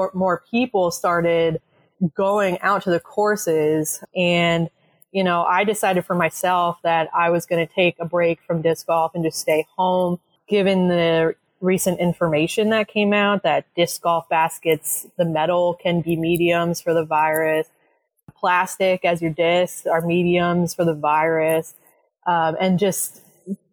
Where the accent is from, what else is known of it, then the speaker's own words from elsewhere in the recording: Allentown, Pennsylvania, United States; I grew up in Allentown.